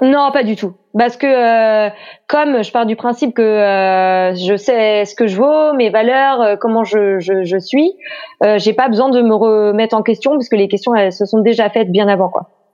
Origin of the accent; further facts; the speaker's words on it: Pays de la Loire, France; moved away as an adult; now in Brittany, France; je suis née en Loire-Atlantique, mais voilà je suis restée par amour pour un Breton.